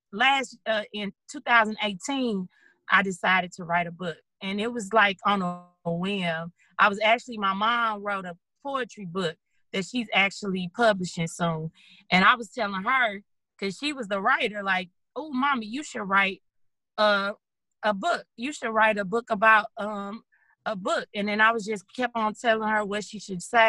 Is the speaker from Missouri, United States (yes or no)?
yes; St. Louis, Missouri, United States; moved away as an adult; now in Dallas, United States; I'm originally from St. Louis. That's where I'm born and raised